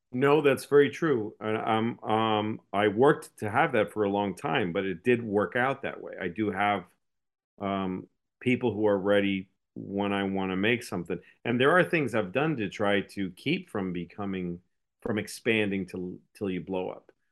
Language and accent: English; New England, United States; I grew up in New England, which is a donut place because it's cold